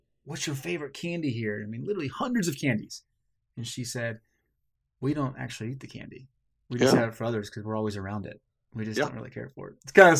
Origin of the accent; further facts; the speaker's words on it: Blue Springs, Missouri, United States; I grew up small city in Kansas City called Blue Springs.